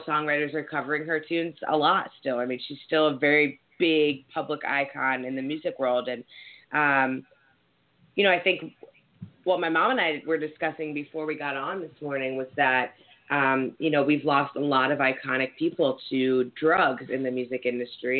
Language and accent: English; East Coast, United States; we're from the East Coast.